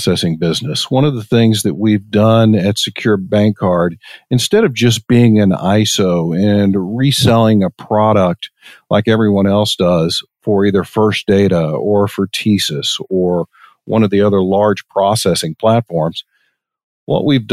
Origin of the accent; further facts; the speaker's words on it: Longview, Texas, United States; moved away as an adult; also born or lived in Irvine, California; I grew up in East Texas, a little town called Longview, Texas, and graduated high school in 1986